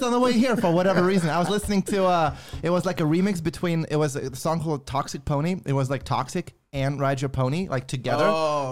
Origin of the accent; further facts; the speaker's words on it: Lithuania; moved away as an adult; now in United States; I grew up in Lithuania, so I didn't come to America until I was 19